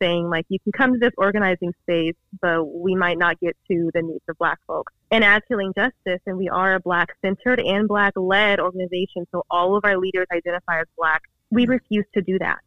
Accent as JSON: {"language": "English", "town": "Oakland", "region": "California", "country": "United States", "moved": "as an adult", "lives_now": "Santa Barbara, United States", "said": "I'm actually from Oakland, but went to UCSB"}